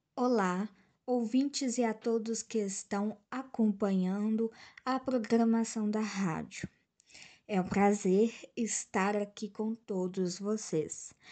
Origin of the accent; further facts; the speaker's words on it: Minas Gerais, Brazil; sou natural do estado de Minas Gerais, Brasil